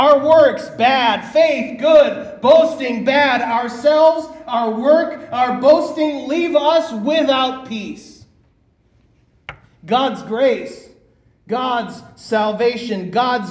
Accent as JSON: {"language": "English", "region": "Minnesota", "country": "United States", "tie": "born or raised there", "moved": "yes", "lives_now": "Bullhead City, United States", "said": "my hometown of Minnesota"}